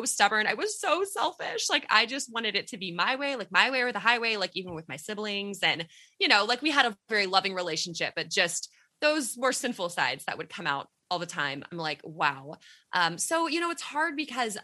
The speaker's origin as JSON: {"language": "English", "region": "Texas", "country": "United States", "said": "we are from Texas"}